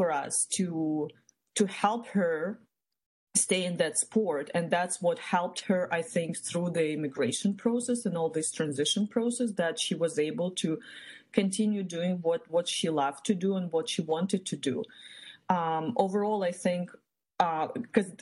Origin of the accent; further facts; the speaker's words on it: Ukraine; moved away as an adult; now in United States; I was born back in Eastern Europe, in Ukraine. That's where I grew up.